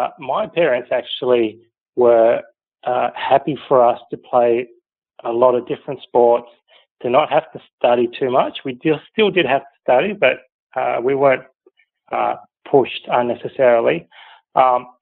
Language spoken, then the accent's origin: English; Sydney, New South Wales, Australia; I grew up in the North Shore in East Kalara, and that's still where most of my family live